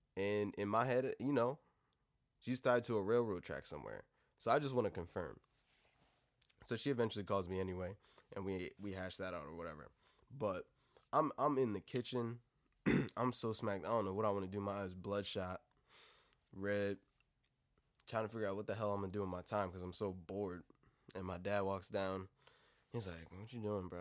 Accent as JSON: {"language": "English", "country": "United States", "said": "Being fucking American"}